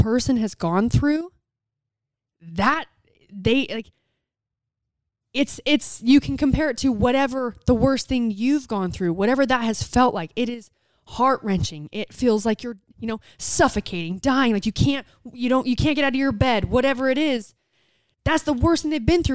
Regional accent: United States; I'm American

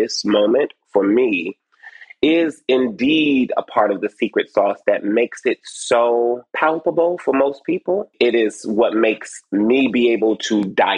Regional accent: Detroit, Michigan, United States; I was born over on off Joy Road and Clarendon

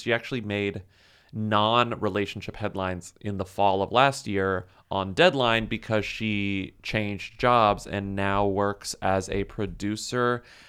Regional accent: Beverly Hills, California, United States; We grew up in Beverly Hills, and my dad is rich and is friends with Brian Grazer.

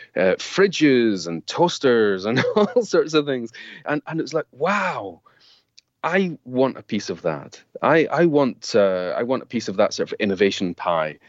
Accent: Scotland, United Kingdom; now in London, United Kingdom; me growing up in Scotland

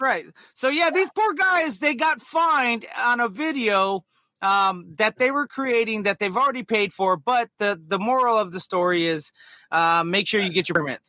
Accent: United States; It's because we're American.

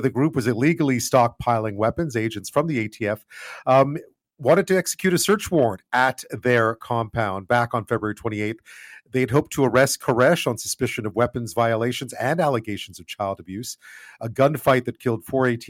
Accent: Canada; a Canadian

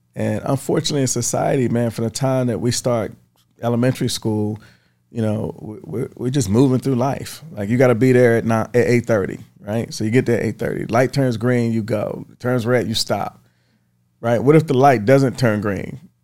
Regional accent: Baltimore, Maryland, United States; moved away; I grew up in Baltimore

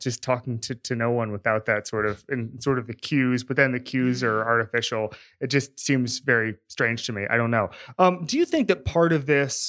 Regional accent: Orlando, Florida, United States; also born or lived in Miami; I grew up in a place, so I'm from Orlando, not a huge talk radio culture.

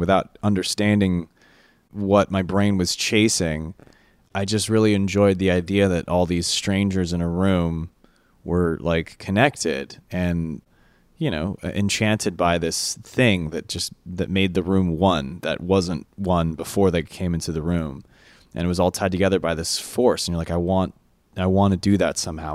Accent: California, United States; we're from California

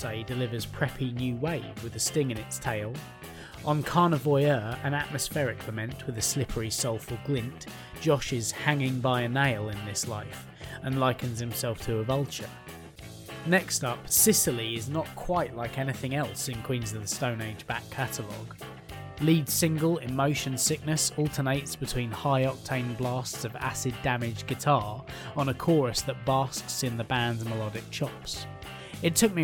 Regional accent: England, United Kingdom; being English

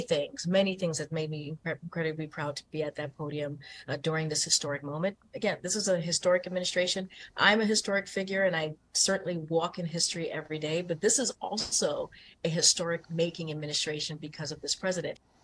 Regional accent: Alaska, United States; now in Denver, United States; since I was a boy growing up in Alaska rooting for the Steelers

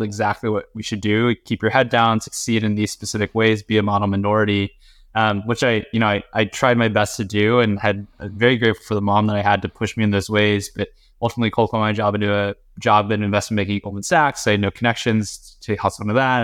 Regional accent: North Carolina, United States; also born or lived in Beijing, China; I was born in Beijing, but I, I immigrated to North Carolina when I was very young.

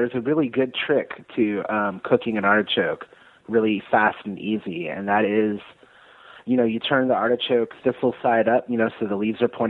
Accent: Monterey Bay, California, United States; also born or lived in Reno, Nevada / Castroville, California / Prunedale, California; now in Atlanta, United States; I'm from the Monterey Bay in California, right in between Santa Cruz and Monterey. I'm from a little town. I actually didn't live in the town, but I lived right in between these two little towns called Castroville and Prunedale.

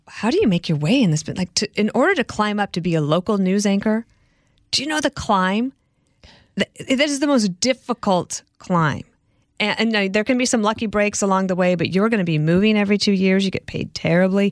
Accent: Colorado, United States; moved away as an adult; also born or lived in Illinois; I grew up in Colorado

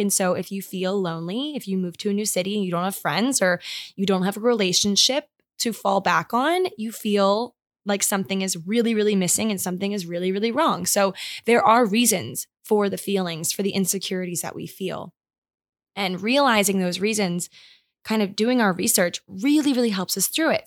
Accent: Maryland, United States; moved away; my hometown in Maryland

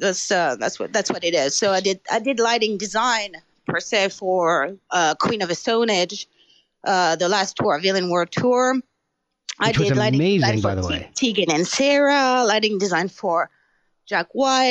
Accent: France; English is a second language; moved away as an adult; my hometown that I knew, you know, very small hometown in France

